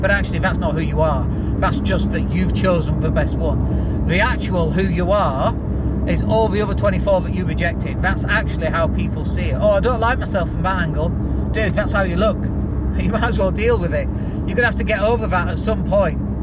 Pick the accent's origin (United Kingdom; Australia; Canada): United Kingdom; Yorkshire and the Humber; accent: Yorkshire; also born or lived in Leeds; I lived up in Leeds and I'd go down to London and I used to be really embarrassed about my Yorkshire accent.